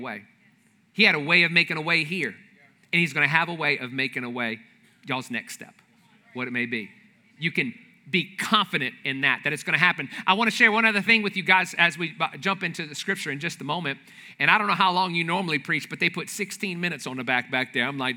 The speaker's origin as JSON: {"language": "English", "town": "New Orleans", "region": "Louisiana", "country": "United States", "said": "I'm from the New Orleans area"}